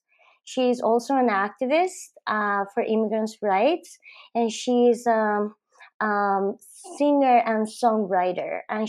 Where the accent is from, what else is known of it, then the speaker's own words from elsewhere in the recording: Bogotá, Bogotá Capital District, Colombia; I was born in Bogota, and I went to school in Bogota.